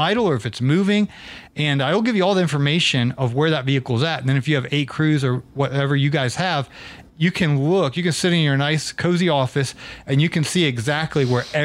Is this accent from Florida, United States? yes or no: no; Atlanta, Georgia, United States; I'm from Atlanta